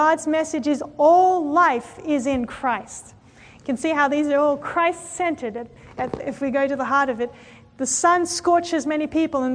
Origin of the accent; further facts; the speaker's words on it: Australia; I come from Australia